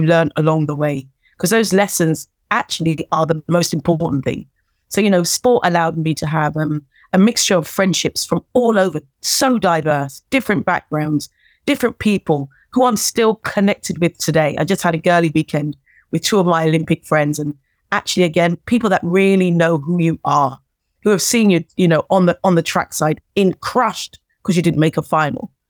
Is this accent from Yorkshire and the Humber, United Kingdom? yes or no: no; Wembley, London, United Kingdom; I'm a girl from Wembley who came from a working class background